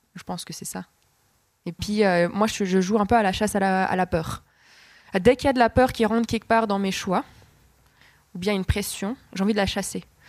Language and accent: French; Fribourg, Switzerland; je suis née à Fribourg, euh, j'ai vécu ici.